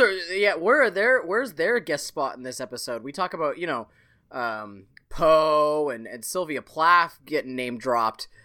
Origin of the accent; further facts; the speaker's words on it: Canada; as a Canadian